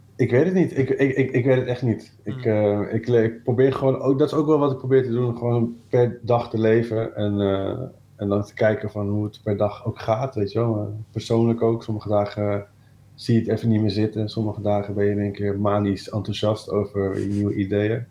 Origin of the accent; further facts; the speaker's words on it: Amersfoort, Utrecht, Netherlands; also born or lived in Breda; Ja, ik ben geboren in Breda, maar op oh. derde naar Amersfoort verhuisd. Eh, dus ik ben wel echt opgegroeid daar